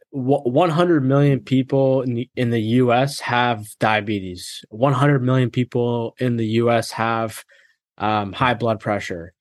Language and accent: English; Massachusetts, United States; I grew up in Massachusetts